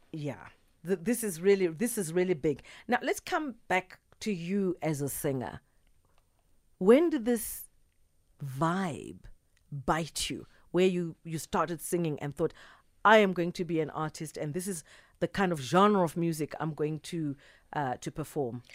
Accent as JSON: {"language": "English", "country": "South Africa", "said": "I'm South African"}